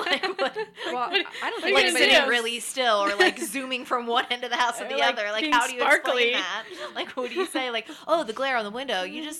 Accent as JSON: {"language": "English", "region": "Pennsylvania", "country": "United States", "said": "Look, I say y'all and I'm from Pennsylvania, so."}